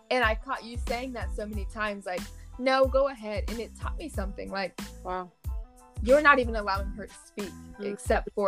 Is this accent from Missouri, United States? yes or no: no; Cincinnati, Ohio, United States; I'm from Cincinnati, Ohio.